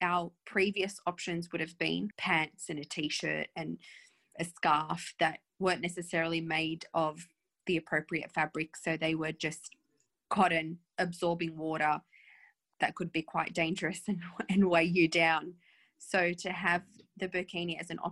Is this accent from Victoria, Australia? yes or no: no; New South Wales, Australia; I grew up on the beach. I grew up feeling as Aussie as anybody